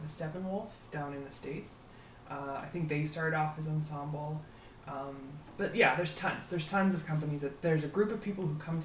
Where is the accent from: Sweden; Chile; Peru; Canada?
Canada; we're Canadian